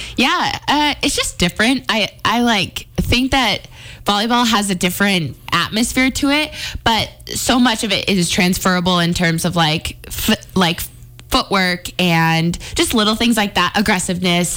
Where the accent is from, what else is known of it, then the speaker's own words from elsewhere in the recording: Billings, Montana, United States; moved away as an adult; now in Missoula, United States; Growing up in Billings